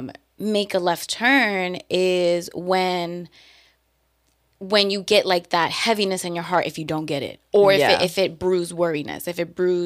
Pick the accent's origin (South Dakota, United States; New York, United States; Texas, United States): New York, United States